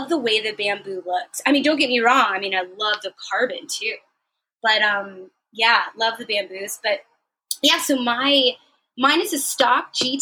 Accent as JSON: {"language": "English", "town": "San Francisco", "region": "California", "country": "United States", "moved": "yes", "lives_now": "San Diego, United States", "said": "I'm from San Francisco originally"}